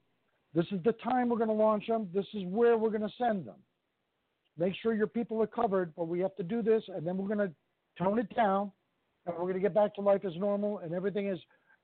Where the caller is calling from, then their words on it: New York, United States; from New York.